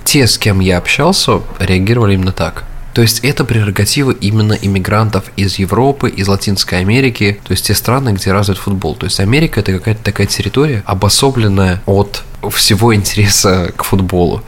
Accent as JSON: {"language": "Russian", "town": "Samara", "region": "Samara Oblast", "country": "Russia", "moved": "yes", "lives_now": "United States", "said": "нашей там, Самаре"}